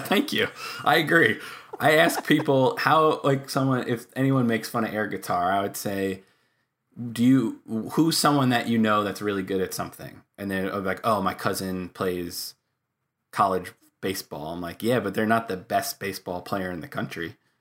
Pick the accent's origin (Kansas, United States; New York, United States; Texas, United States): New York, United States; Long Island; also born or lived in Queens; lived in Long Island for twenty-two years or whatever it was